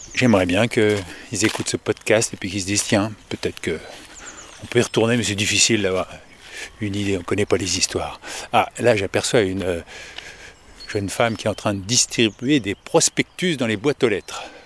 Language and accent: French; Paris suburbs, Île-de-France, France; Je suis de la banlieue parisienne